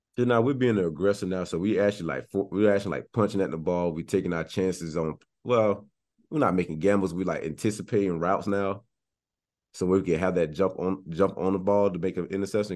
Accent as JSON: {"language": "English", "town": "Cocoa Beach", "region": "Florida", "country": "United States", "tie": "born or raised there", "said": "born and raised in Florida, Cocoa Beach, Florida"}